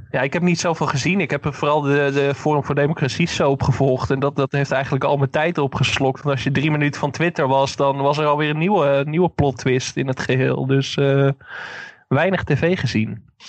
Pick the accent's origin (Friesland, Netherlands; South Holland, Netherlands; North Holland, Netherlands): North Holland, Netherlands; Enkhuizen; mijn geboorteplaats Enkhuizen